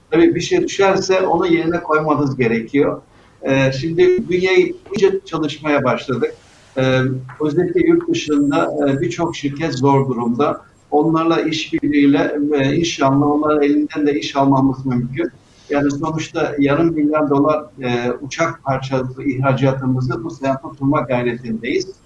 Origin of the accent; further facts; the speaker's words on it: Rize Province, Turkey; Yani bilirsiniz ben e, Rize'liyim, Karadenizliyim ve Karadenizlerde denize yüzmeyi çok severler. 6-7 yaşında boyumuz bir metre, dalganın boyu bir buçuk metre. Tabii Karadeniz dalgalıdır.